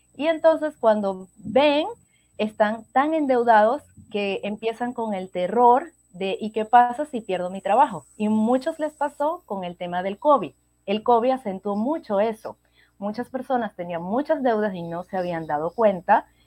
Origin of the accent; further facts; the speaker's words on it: Venezuela; moved away as an adult; now in Peru; yo soy de Venezuela y actualmente vivo en Perú, ya tengo casi cinco años y medio en este hermoso país